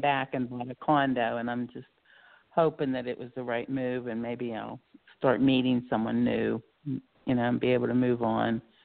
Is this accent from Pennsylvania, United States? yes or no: yes; Pennsylvania, United States; moved away as an adult; also born or lived in South Carolina; I moved up from South Carolina to back to Pennsylvania to my home state